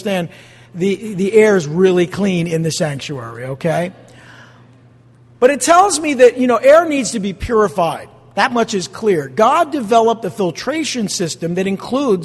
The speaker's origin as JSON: {"language": "English", "region": "New Jersey", "country": "United States", "said": "I'm from Jersey"}